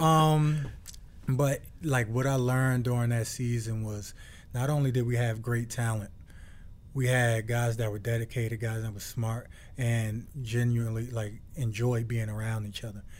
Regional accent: Newark, New Jersey, United States; moved away; born and raised in Newark, New Jersey

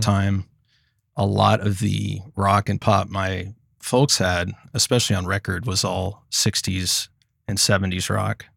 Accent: Commerce, Texas, United States; I grew up in a small town in Texas called Commerce, and Commerce is about seventy miles northeast of Dallas.

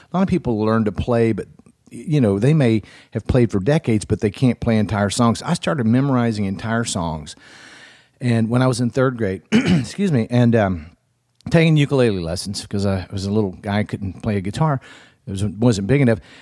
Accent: Florence, Alabama, United States; my hometown of Florence, Alabama

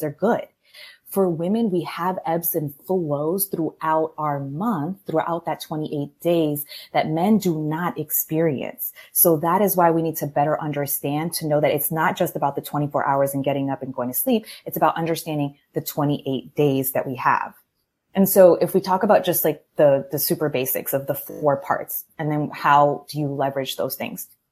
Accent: Maryland, United States; moved away as an adult; now in Miami, United States; born and raised in Maryland. I'm from the DC area in a Colombian household

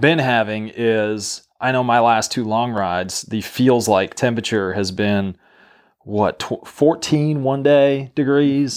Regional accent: New Mexico, United States; moved away; I'm from New Mexico originally

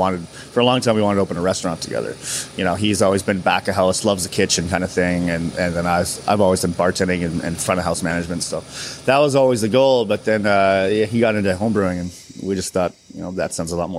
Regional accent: Maple Ridge, British Columbia, Canada; also born or lived in California / Port Moody; now in Vancouver, Canada; We grew up in Maple Ridge, so not far from here. It's a couple towns over. And we grew up there. We actually moved to California with my dad about 16, 17 years ago. He's still living down there, and me and my brother, we both moved back up.

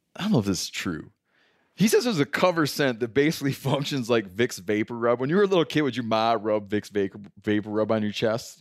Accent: Michigan, United States; growing up in Michigan

